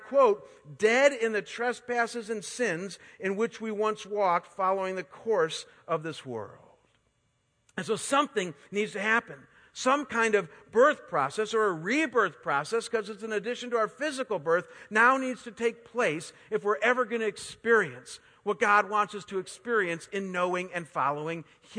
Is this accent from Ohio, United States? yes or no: yes; Chagrin Falls, Ohio, United States; now in Arizona, United States; I was raised in a small Midwest town just outside of Cleveland that I've shared with you about called Chagrin Falls, Ohio.